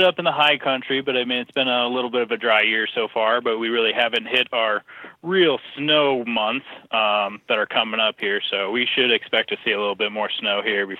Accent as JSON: {"language": "English", "region": "Colorado", "country": "United States", "tie": "born or raised there", "said": "So I grew up in Colorado, so Colorado native."}